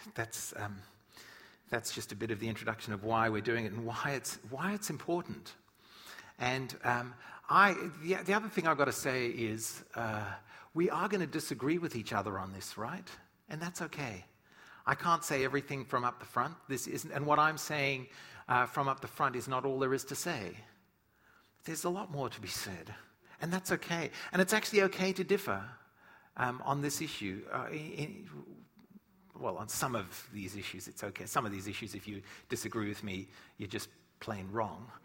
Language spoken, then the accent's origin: English; South Africa; moved away; when I grew up in Africa